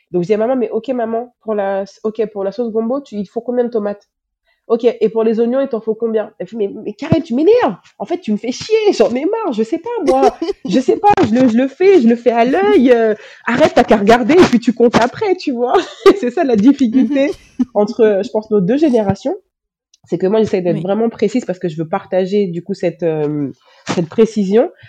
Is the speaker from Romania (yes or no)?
no; Benin; also born or lived in France / Canada; now in Senegal; moi, je suis née en France, j'ai étudié au Canada, maintenant je vis au Sénégal et je suis béninoise.